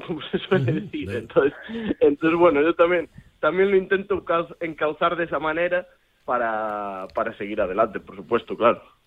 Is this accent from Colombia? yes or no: no; Galicia, Spain; poner pues a mi tierra en lo más alto